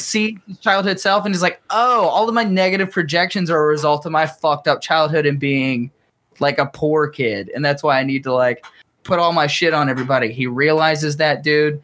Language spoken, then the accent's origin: English; Chattanooga, Tennessee, United States; We're from Chattanooga